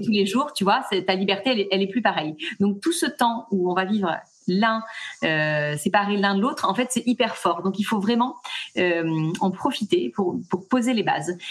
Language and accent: French; Nantes, Pays de la Loire, France; moved away as an adult; now in Toulon, France; je suis pas du tout originaire de, de, là, je suis originaire de Nantes, mais on vient de poser nos valises sur Toulon.